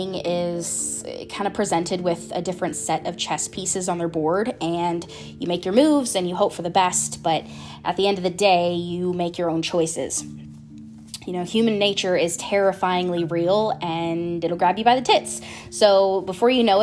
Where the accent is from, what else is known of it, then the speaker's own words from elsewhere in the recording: Florida, United States; I'm from Florida